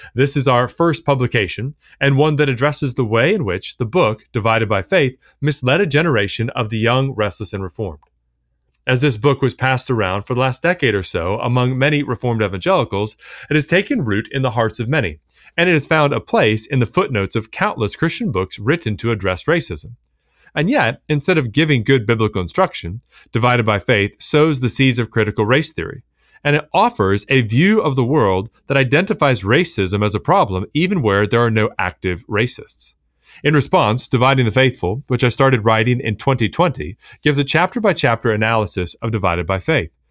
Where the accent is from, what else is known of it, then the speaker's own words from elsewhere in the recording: Richmond, Virginia, United States; growing up in Richmond, Virginia